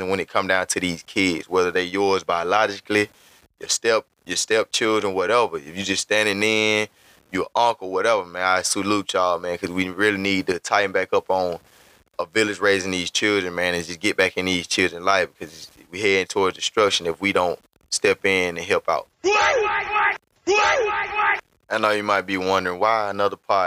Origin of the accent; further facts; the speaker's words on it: Montgomery, Alabama, United States; I'm from Montgomery, Alabama. It's where I was born and raised.